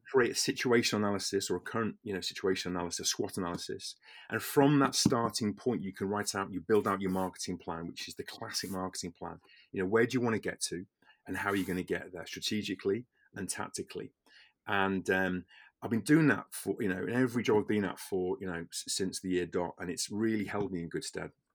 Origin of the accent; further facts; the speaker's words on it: the Wirral, Merseyside, North West England, United Kingdom; I'm from the Wirral originally, the Merseyside